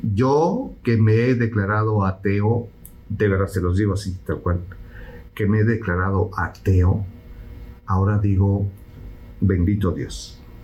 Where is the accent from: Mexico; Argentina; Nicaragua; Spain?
Mexico; now in Houston, United States; soy mexicano y porque lo he vivido